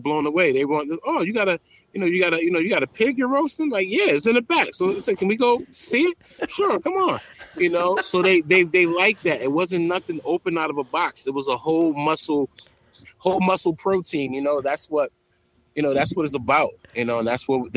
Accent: Bridgeport, Connecticut, United States; I grew up in Bridgeport, Connecticut, so that's a melting pot.

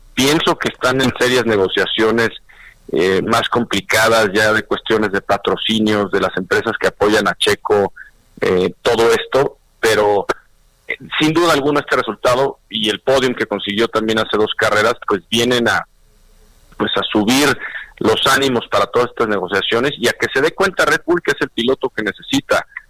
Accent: Mexico

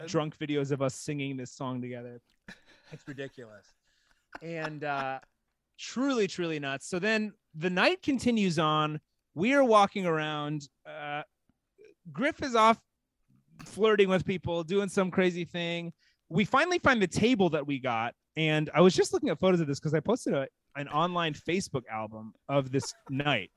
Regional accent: Texas, United States; I am a Texan. I'm from Texas

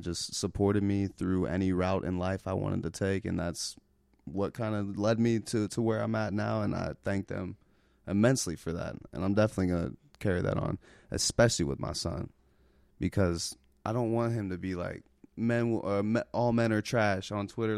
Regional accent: Cincinnati, Ohio, United States; I'm from Cincinnati, Ohio

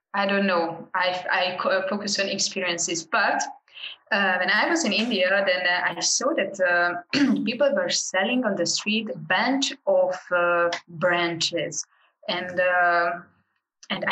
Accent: Hungary; I'm from Hungary originally, and I work with Hungarian groups abroad

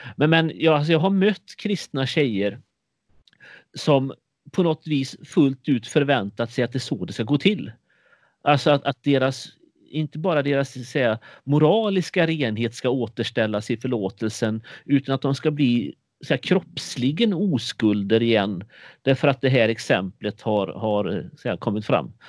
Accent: Sjömarken, Västra Götaland, Sweden; mitt ungdomsgäng i Sjömarken utanför Borås på 80-talet där jag växte upp

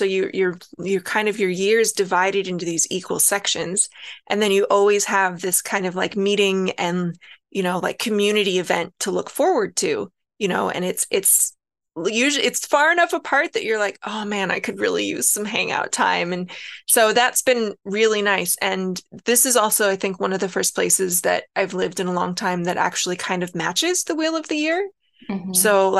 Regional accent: Pacific Northwest, United States; also born or lived in Alaska / Hawaii; where I grew up in the Pacific Northwest, we had like a tulip festival.

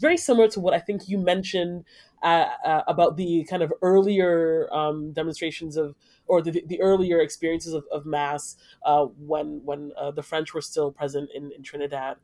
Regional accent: Nigeria; I'm Nigerian, and like what we do in Nigeria

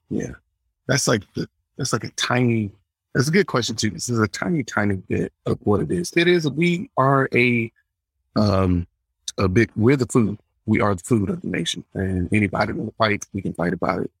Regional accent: Atlanta, Georgia, United States; I'm from Atlanta

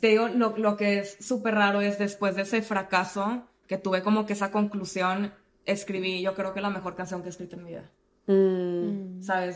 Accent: Monterrey, Nuevo León, Mexico; yo que crecí en Monterrey

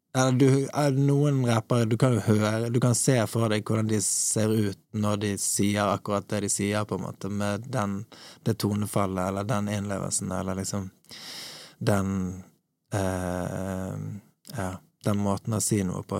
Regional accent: Bergen, Vestland, Norway; now in Oslo, Norway; Åsane, der, der jeg vokste opp

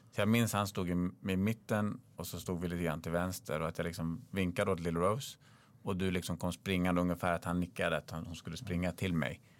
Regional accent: Akalla, Stockholm County, Sweden; Grejen är, jag vet ju att Kista är stökigt. Jag är uppvuxen i Akalla.

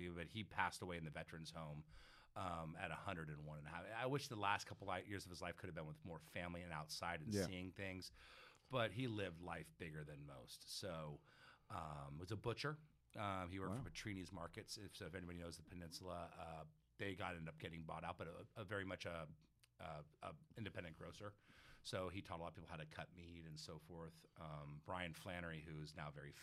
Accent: San Mateo, California, United States; San Mateo, California. We represent 415 in the old days, now 650. So yeah, I had a great time growing up there.

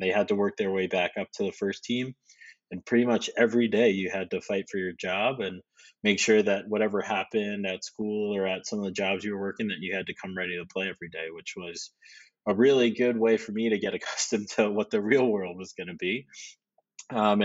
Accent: suburbs of New York, United States; also born or lived in Brooklyn, New York; I was born in Brooklyn, and then my family moved out to the suburbs of New York when I was 7

